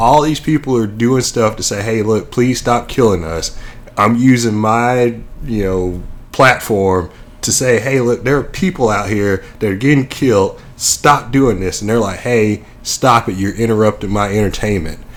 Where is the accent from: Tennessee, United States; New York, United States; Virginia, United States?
Tennessee, United States; Nashville; moved away; I grew up in Nashville